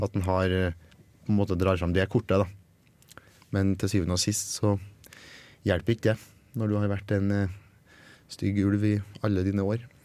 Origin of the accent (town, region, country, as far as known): Norway